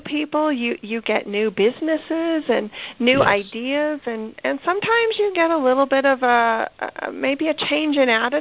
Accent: Western Slope, Colorado, United States; moved away; also born or lived in Atlanta, Georgia; I'm a native to the Western Slope, but I came from Atlanta

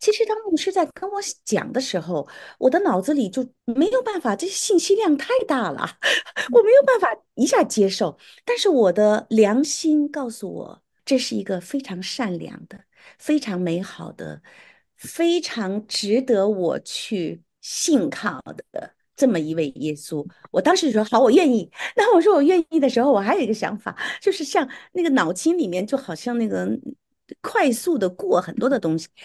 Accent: Beijing, China; accent: Beijing dialect; moved away; 我在北京长大的，我们讲的都是北京话

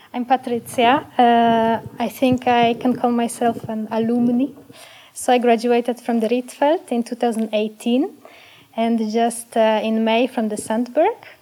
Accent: Poland; now in Amsterdam, Netherlands; I'm from Poland originally

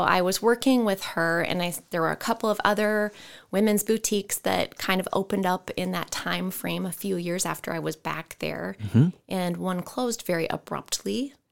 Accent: Ridgeway, Iowa, United States; I grew up in the metropolis of Ridgeway, Iowa.

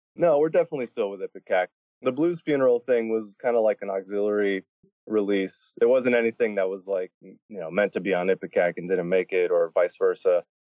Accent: Miami, Florida, United States; I grew up in Miami

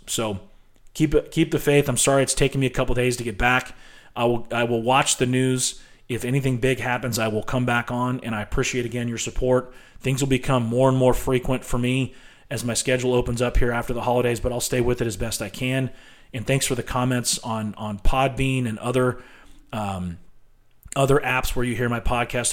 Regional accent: United States; If there was a way I could rescind my citizenship and not have to leave the country, I probably would consider it. I am not proud of being an American right now

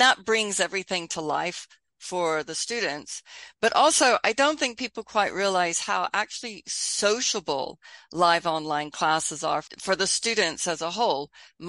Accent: Texas, United States; also born or lived in United Kingdom; I have this funny accent where I would say hello because I lived in Britain a long time, but I grew up in Texas and I'm there now, so I'd also say howdy.

